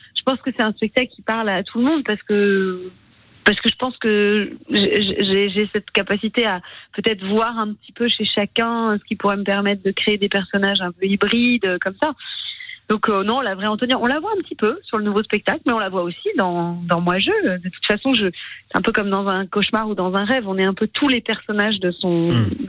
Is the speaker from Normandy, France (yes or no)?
no; Strasbourg, Grand Est, France; je suis strasbourgeoise